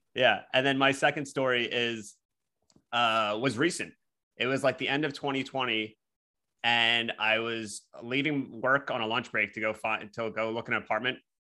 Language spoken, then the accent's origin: English; Philadelphia, Pennsylvania, United States; accent: Philly; I'm from Philly